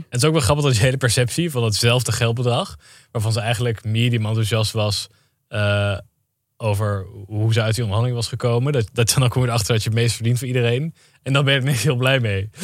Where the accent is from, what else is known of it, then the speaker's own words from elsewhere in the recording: Zutphen, Gelderland, Netherlands; ik kom uit Zutphen